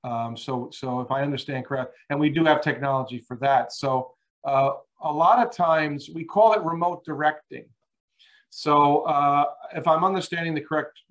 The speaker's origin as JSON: {"language": "English", "area": "Long Island", "region": "New York", "country": "United States", "tie": "born or raised there", "moved": "yes", "said": "I grew up back east. I grew up on Long Island"}